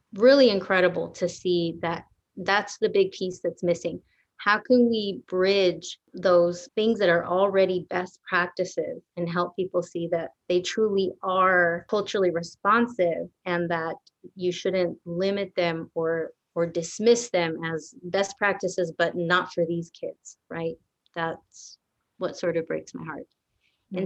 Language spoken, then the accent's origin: English; Garland, Texas, United States; also born or lived in Dallas, Texas; I grew up all around this area, Garland actually